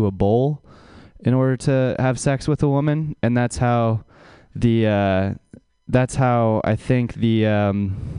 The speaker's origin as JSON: {"language": "English", "area": "Bay Area", "region": "California", "country": "United States", "tie": "born or raised there", "said": "I grew up in the Bay Area, but not San Francisco"}